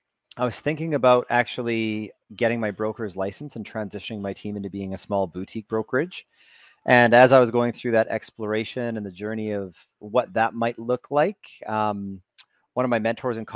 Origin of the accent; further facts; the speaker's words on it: Edmonton, Alberta, Canada; moved away as an adult; now in Vancouver, Canada; I'm from Canada. I was born in Edmonton, Alberta, which is just north of Montana.